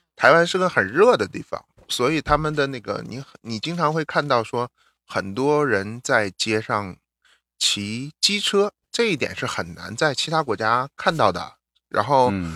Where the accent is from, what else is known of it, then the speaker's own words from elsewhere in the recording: northern China, China; first language Mandarin; now in United States; 我们 ，嗯，出生的地方，北方城市区